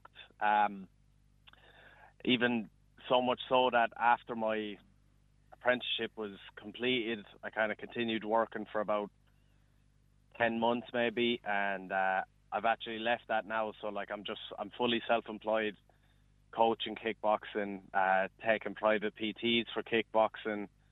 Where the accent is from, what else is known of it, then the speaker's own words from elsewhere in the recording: Borrisoleigh, Munster, Ireland; I grew up in Borrisoleigh there, so just outside Thurles there in Tipperary